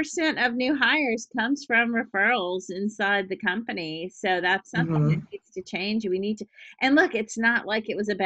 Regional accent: Louisiana, United States; moved away; also born or lived in New Orleans / Boston / Hawaii / California; I'm from Louisiana. I moved to Boston.

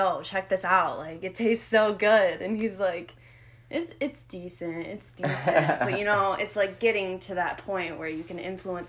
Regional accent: Sylvania, Ohio, United States; a girl from Sylvania, Ohio

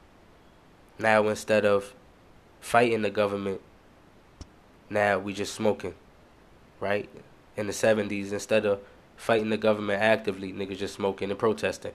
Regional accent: New York, United States; I'm from New York

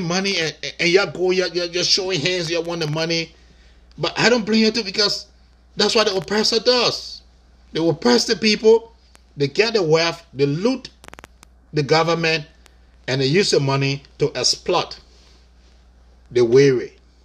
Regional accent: Buchanan, Grand Bassa County, Liberia; moved away; it takes me maybe less than an hour to get to my hometown, Buchanan.

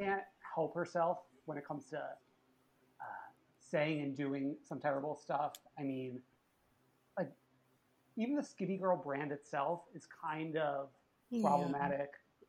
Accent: New York, United States; I'm originally from New York

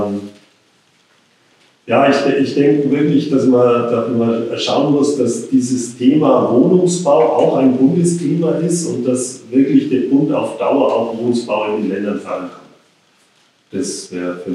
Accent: Bayreuth, Bavaria, Germany; Äh, wie man hört, bin ich gebürtiger Oberfranke. Ich komme aus Bayreuth

